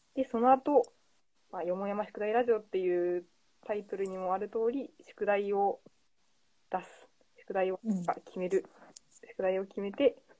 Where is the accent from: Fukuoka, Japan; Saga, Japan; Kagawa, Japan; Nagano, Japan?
Fukuoka, Japan; moved away; 出身が福岡です